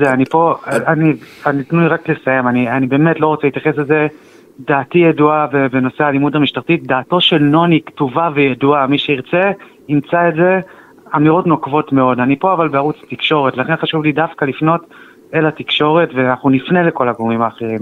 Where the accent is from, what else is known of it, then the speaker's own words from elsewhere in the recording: Kadima, Central District, Israel; אנחנו מקדימה, בשרון